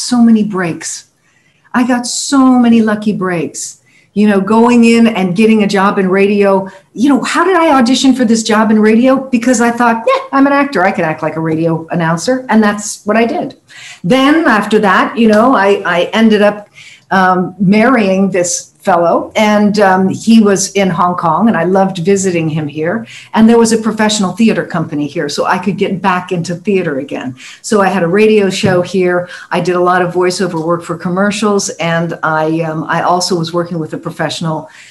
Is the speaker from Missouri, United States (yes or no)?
no; San Francisco, California, United States; moved away as an adult; also born or lived in Guam; I grew up in San Francisco, California